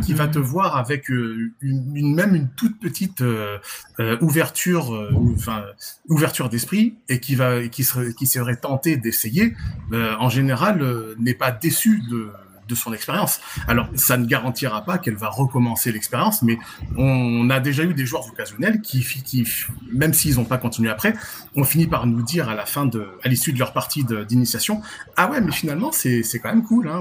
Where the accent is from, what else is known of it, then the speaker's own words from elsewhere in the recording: Nice, Provence-Alpes-Côte d'Azur, France; je suis français de Nice, hein, donc niçois